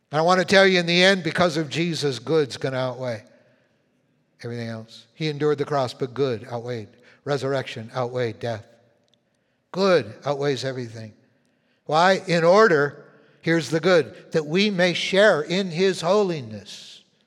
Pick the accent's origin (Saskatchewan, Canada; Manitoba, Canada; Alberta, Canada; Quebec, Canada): Manitoba, Canada; Winnipeg; moved away; I was born in Winnipeg